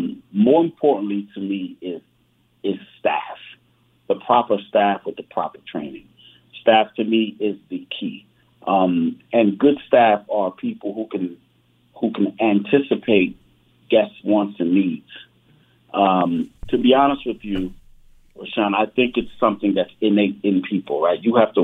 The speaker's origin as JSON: {"language": "English", "region": "New York", "country": "United States", "tie": "born there", "said": "My background is I was born in New York, but went to Rutgers University in New Jersey."}